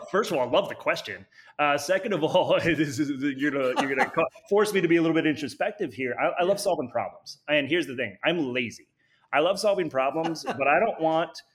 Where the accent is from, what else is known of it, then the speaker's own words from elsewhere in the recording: Wisconsin, United States; now in Cincinnati, United States; I grew up in Wisconsin